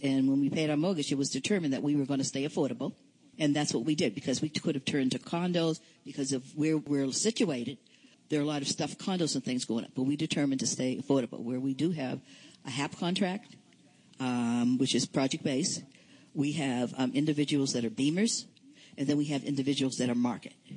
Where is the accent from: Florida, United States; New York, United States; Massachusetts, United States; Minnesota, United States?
Massachusetts, United States; Boston; I'm from Boston, Massachusetts, and I'm from St. Joseph's Community Incorporated